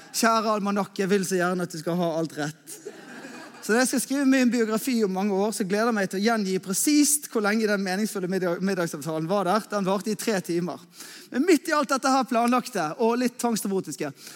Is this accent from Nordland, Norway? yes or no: no; Askøy, Vestland, Norway; also born or lived in Bergen; Jeg er eh, askøyværing. Eh, det betyr at jeg er egentlig bergenser, men at jeg egentlig, egentlig kommer fra Askøy, som er rett ute i havgapet.